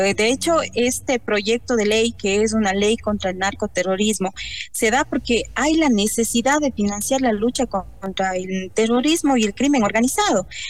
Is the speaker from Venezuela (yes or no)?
no; Ecuador